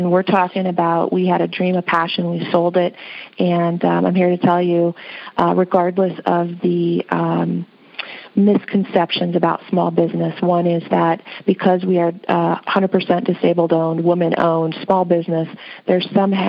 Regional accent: Midwest, United States; My background, I come from the Midwest. In the Midwest, we are all about having no debts, right?

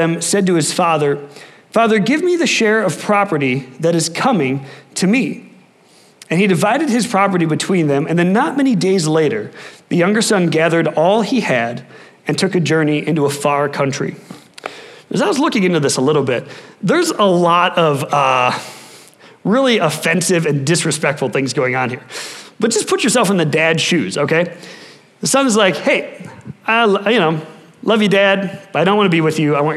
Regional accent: Wisconsin, United States; moved away; I'm from Wisconsin

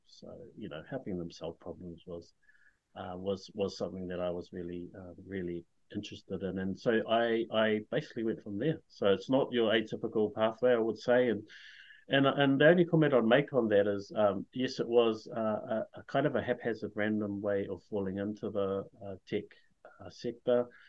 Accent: Whakatane, Bay of Plenty, New Zealand; now in Hamilton, New Zealand; I was born and raised in Whakatane, but I currently live in Hamilton with my wife and four kids

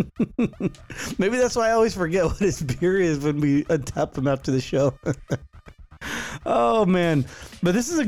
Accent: Santa Clara, California, United States; my hometown of Santa Clara, California

